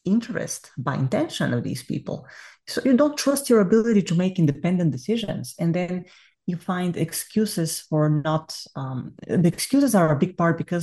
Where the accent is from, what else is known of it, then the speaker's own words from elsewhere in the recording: Bulgaria; accent: Bulgarian; English is a second language; moved away as an adult; I am Bulgarian, you can hear from my accent, I can't get rid of it to save my life